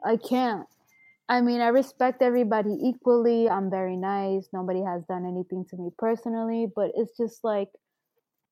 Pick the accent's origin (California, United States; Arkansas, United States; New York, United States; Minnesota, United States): New York, United States; New York City; also born or lived in Brooklyn, New York; I grew up in Astoria, Long Island City, you know, Forest Hills. I grew up in Woodside, you know, in that area